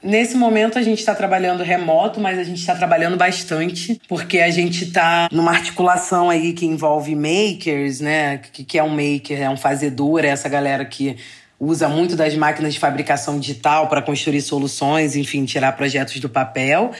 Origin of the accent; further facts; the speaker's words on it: Rio de Janeiro, Brazil; eu sou carioca